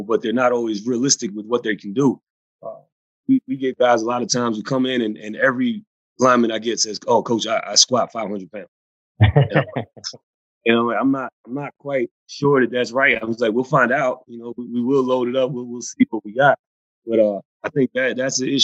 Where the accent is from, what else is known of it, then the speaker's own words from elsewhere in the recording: United States; my first job is with my hometown pro football team